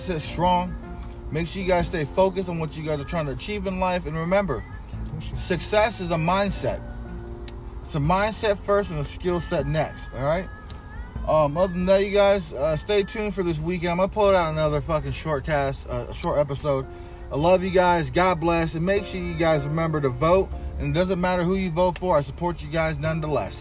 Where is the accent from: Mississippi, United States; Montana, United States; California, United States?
California, United States; Riverside; It's my hometown